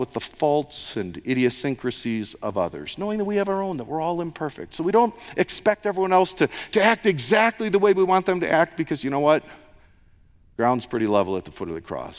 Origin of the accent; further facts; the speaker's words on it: United States; moved away; an American